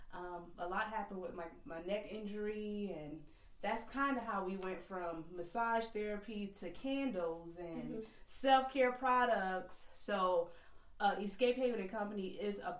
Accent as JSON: {"language": "English", "town": "Georgetown", "region": "South Carolina", "country": "United States", "tie": "born or raised there", "said": "from North Santee, which is a very small community"}